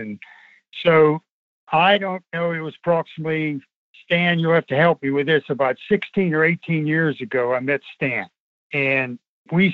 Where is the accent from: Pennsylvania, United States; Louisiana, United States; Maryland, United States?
Pennsylvania, United States; near Kecksburg; also born or lived in Greensburg, Pennsylvania; I was born and raised in Welly Town, which is only 2 miles from Kecksburg